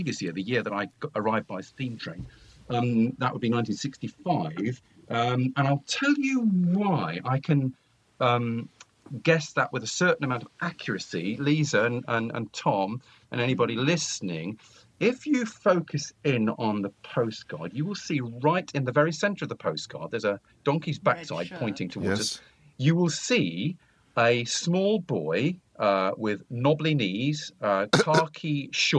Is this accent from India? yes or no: no; Nottinghamshire/Leicestershire borders, East Midlands, United Kingdom; also born or lived in Melton Mowbray; families like my own, who basically born and raised in the East Midlands, in Nottinghamshire, Leicestershire villages